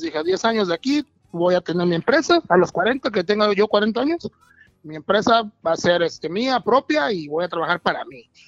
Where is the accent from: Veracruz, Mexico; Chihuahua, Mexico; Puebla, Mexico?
Veracruz, Mexico; moved away as an adult; now in United States; Soy de Veracruz, vengo de, Veracruz, del mero puerto de Veracruz